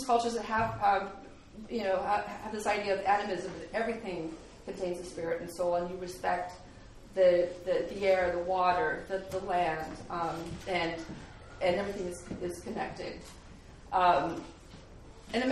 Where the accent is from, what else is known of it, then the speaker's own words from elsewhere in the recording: Anchorage, Alaska, United States; also born or lived in Kodiak; I grew up in Anchorage